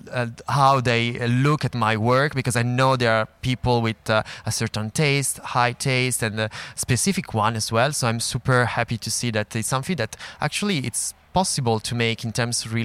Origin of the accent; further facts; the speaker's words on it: Milan, Lombardy, Italy; moved away as an adult; now in Paris, France; I come from Milan, uh, so yeah, it's home.